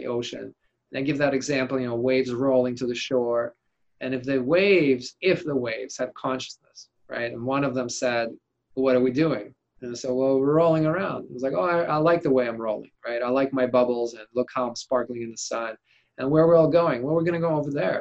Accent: Siberia, Russia; English is a second language; now in United States; I grew up in Siberia, it's cold in the winter.

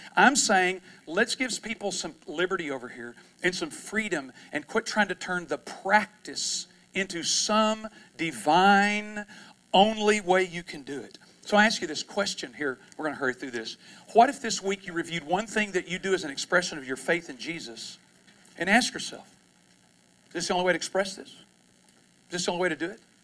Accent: East Texas, United States; I'm from East Texas

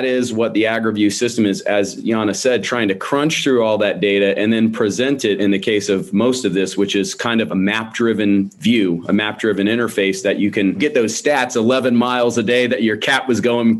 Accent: West Palm Beach, Florida, United States; moved away as an adult; now in Gainesville, United States; native Floridian. I was born in South Florida. I was raised in the West Palm Beach area.

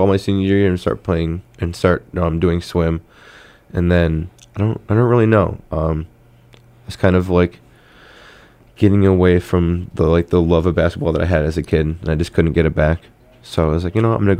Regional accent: Pittsfield, Massachusetts, United States; born or raised there

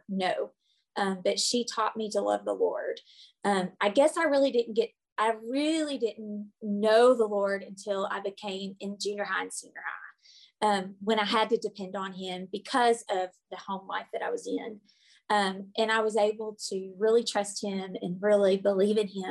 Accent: Blytheville, Arkansas, United States; now in Arkadelphia, United States; I was raised in Blauvel, Arkansas

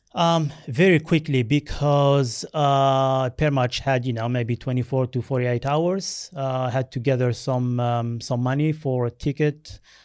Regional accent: Algeria; first language Berber; English is a second language; also born or lived in France; now in Australia; I was born in Algeria in a tiny village of uh, about 800 uh, people. Mm. And um, when I was two, we moved to France. So my primary schooling uh, was done in France.

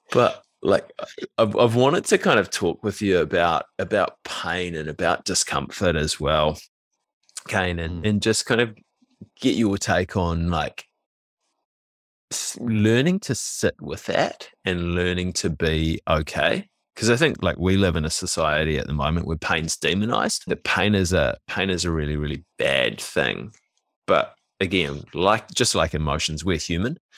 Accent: New Zealand; young Kiwi males, and I don't know if this is different now, but like we we grew up, we're kind of in our mid to late thirties.

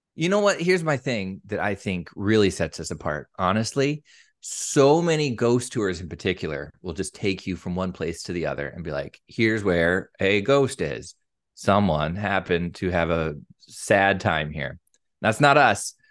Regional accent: Eastern Washington, United States; moved away as an adult; now in Tacoma, United States; I'm from Eastern Washington.

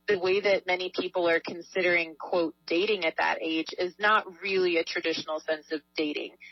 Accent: Southern California, United States; I grew up in Southern California

